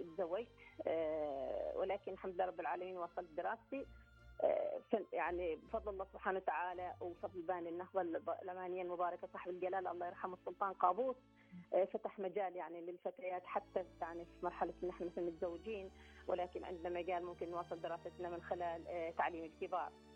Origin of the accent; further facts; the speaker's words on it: Oman; احنا كنا اول دفعه